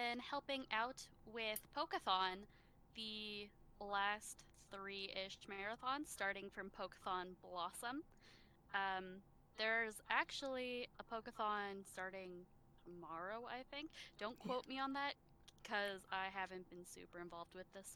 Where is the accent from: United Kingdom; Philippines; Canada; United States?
Canada; I am from Canada.